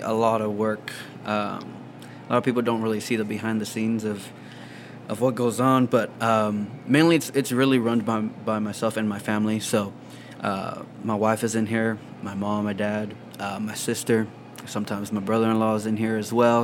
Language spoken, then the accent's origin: English; Rio Grande Valley, Texas, United States; also born or lived in Houston, Texas; I live here now. I've, li- I've lived here basically all my life, though.